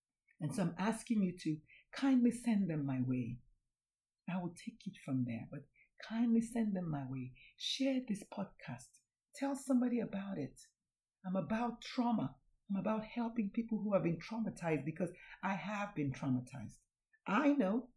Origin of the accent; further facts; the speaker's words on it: Nigeria; I'm Nigerian